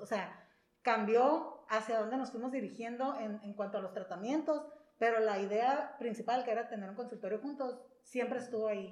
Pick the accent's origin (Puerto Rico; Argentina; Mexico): Mexico; San Luis Río Colorado, Sonora; moved away as an adult; also born or lived in Mexicali; yo soy de aquí de San Luis, aquí nací, aquí crecí